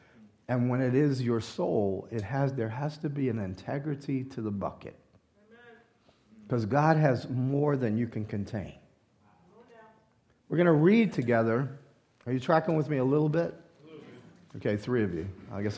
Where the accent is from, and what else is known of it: Louisiana, United States